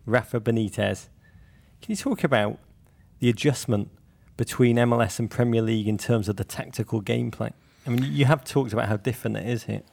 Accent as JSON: {"language": "English", "town": "Liverpool", "region": "North West England", "country": "United Kingdom", "said": "I'm from Liverpool too"}